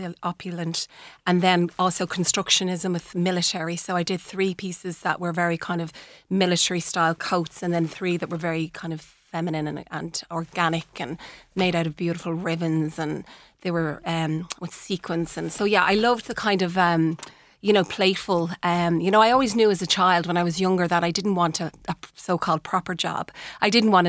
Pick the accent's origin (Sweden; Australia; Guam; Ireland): Ireland; moved away as an adult; also born or lived in New York, United States; my mother came back when I was about 10 months old